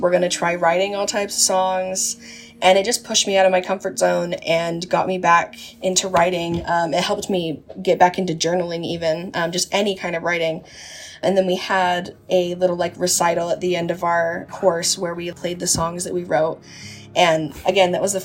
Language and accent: English; Utah, United States; I'm an artist from Utah. I was born and raised in Utah. I live just outside of Salt Lake right now.